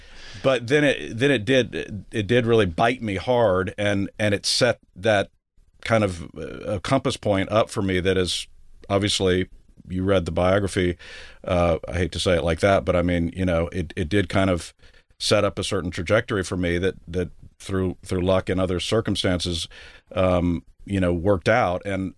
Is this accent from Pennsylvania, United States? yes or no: no; San Antonio, Texas, United States; I was born in West Texas, as it turns out.